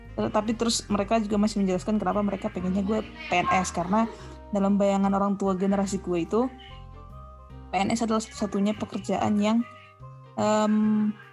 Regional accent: Tapanuli, North Sumatra, Indonesia; now in Jakarta, Indonesia; gue kan dari Tapanuli

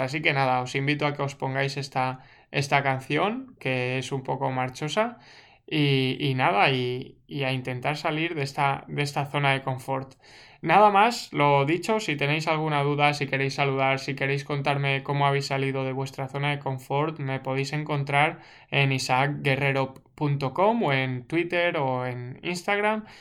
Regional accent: Segorbe, Valencian Community, Spain; moved away as an adult; now in Canada; ahora yo he salido de Segorbe, que era mi pueblo, y estoy en Canadá

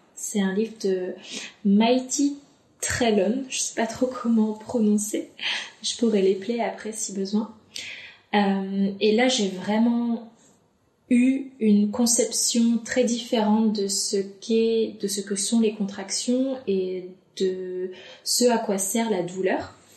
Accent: Dunkirk, Hauts-de-France, France; now in Lyon, France; je suis originaire de Dunkerque, du nord de la France, mais je vis actuellement sur Lyon

